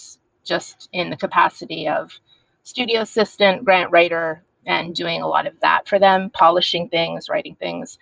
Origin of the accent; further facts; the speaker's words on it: Montreal, Quebec, Canada; moved away; also born or lived in San Francisco / New York City; I'm Canadian, correct? I'm from Montreal, yes.